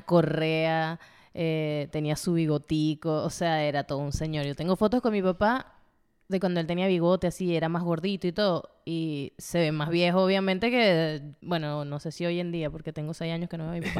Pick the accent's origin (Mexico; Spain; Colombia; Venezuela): Venezuela; Puerto Ordaz, Bolívar; moved away; allá se celebraba, bueno, en Puerto Ordaz se celebraba más el carnaval